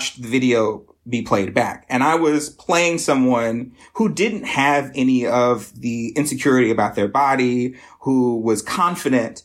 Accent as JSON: {"language": "English", "town": "Lexington", "region": "South Carolina", "country": "United States", "tie": "born or raised there", "also_born_or_lived": "Greenville, South Carolina / Chicago", "moved": "as an adult", "lives_now": "Detroit, United States", "said": "I'm originally from South Carolina. So I was... born and raised in sort of the Midlands, Lexington"}